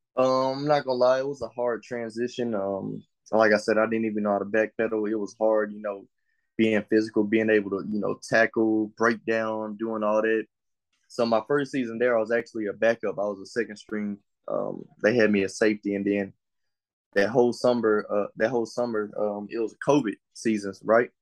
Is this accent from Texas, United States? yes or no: yes; Longview, Texas, United States; also born or lived in Henderson, Texas / New London, Texas; I was born and raised, um, in Longview, Texas, and then I moved to Henderson, Texas